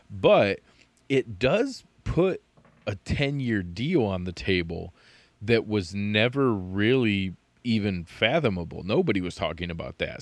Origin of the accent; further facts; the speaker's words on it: Jamestown, New York, United States; moved away as an adult; I grew up in the Southern Tier as well. I was over in Chautauqua County